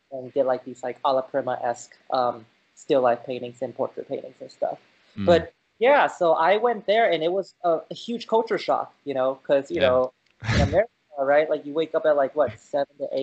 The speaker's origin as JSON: {"language": "English", "region": "California", "country": "United States", "tie": "born or raised there", "also_born_or_lived": "China", "said": "I was born in China and I came here to California when I was 2. And I stayed here and, you know, grew up here. So like around San Francisco, and then we moved to Silicon Valley"}